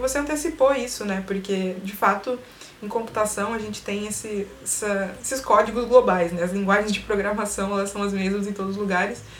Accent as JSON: {"language": "Portuguese", "country": "Brazil", "said": "a gente se vê como brasileiro"}